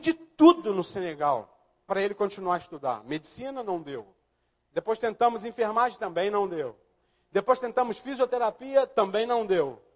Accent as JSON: {"language": "Portuguese", "region": "Rio de Janeiro", "country": "Brazil", "tie": "born or raised there", "also_born_or_lived": "Linhares", "moved": "yes", "said": "Eu nasci no Morro da Mangueira"}